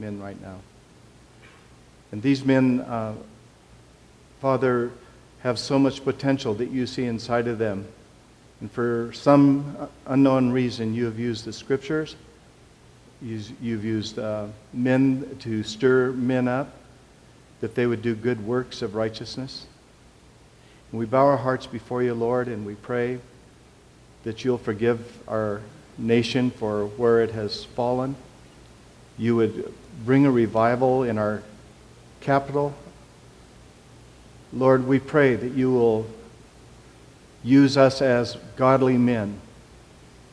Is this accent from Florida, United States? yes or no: no; Portland, Oregon, United States; I'm from East Portland